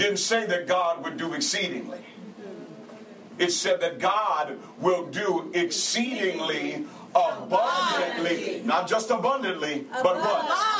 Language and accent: English; St. Paul, Minnesota, United States; moved away as an adult; also born or lived in Texas; I grew up in St. Paul, Minnesota. My mother had 9 kids